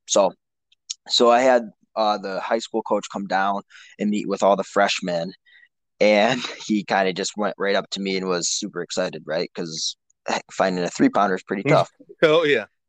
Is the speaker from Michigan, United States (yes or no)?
yes; Traverse City, Michigan, United States; we decided to come back to my hometown, Traverse City